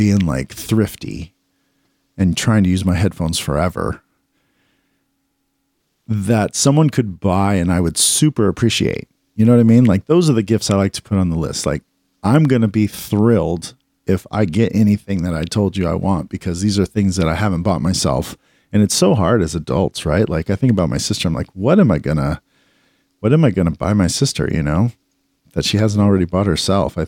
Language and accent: English; United States; as an American kid growing up